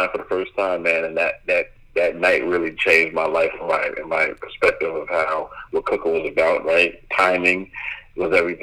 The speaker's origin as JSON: {"language": "English", "town": "Bay Shore", "region": "New York", "country": "United States", "tie": "born or raised there", "moved": "yes", "lives_now": "Tennessee, United States", "said": "I grew up in Long Island, Bayshore, Long Island"}